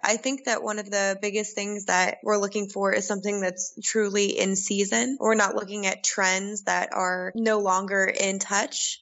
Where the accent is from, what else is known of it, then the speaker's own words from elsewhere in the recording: Colorado, United States; moved away as an adult; also born or lived in Australia; now in Prague, Czech Republic; I grew up in Colorado